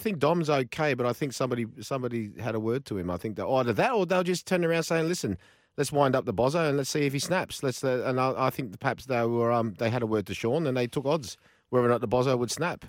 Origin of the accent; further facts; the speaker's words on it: Australia; when I was growing up in Australia